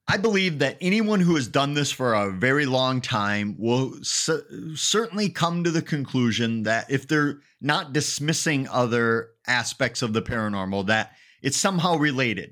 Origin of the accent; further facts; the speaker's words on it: Eau Claire, Wisconsin, United States; I grew up in a town called Eau Claire, which is nicknamed Sawdust City